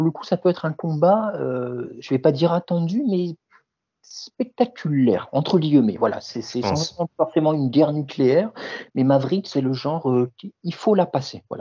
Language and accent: French; France; nous, forcément, en tant que Français francophones, éveille tout, particulièrement notre intérêt